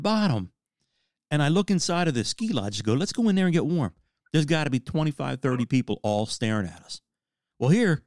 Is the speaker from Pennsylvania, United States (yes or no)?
yes; Philadelphia, Pennsylvania, United States